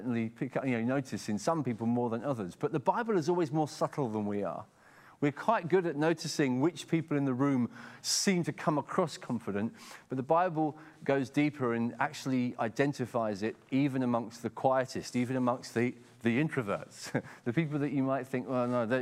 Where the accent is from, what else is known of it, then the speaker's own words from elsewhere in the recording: England, United Kingdom; accent: very English; in my very English accent